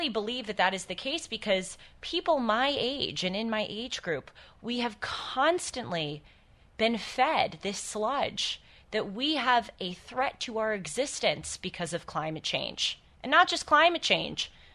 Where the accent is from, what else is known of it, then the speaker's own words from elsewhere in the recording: California, United States; here in my home state of California